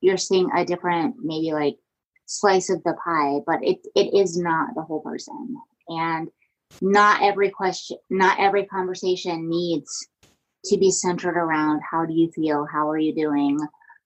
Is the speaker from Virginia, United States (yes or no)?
yes; Virginia, United States; I grew up in Virginia